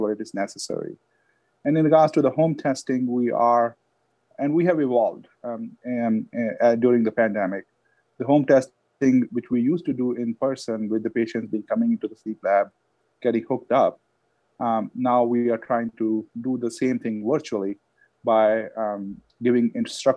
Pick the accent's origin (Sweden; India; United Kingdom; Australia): India; moved away; I had dogs when I was growing up in India